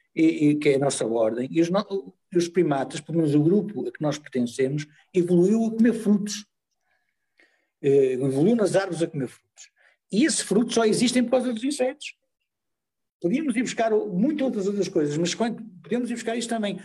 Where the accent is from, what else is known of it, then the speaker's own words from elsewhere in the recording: Porto, Norte, Portugal; now in Lisbon, Portugal; Eu quando vim para Lisboa morar, que eu sou do Porto